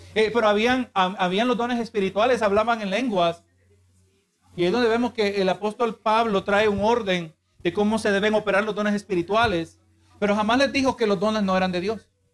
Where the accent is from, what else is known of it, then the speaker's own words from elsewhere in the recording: Honduras; now in United States; O yo soy americano. No, yo soy de Honduras